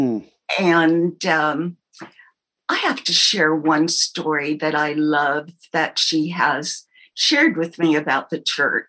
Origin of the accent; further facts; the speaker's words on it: Oahu, Hawaii, United States; I was born and raised in Hawaii.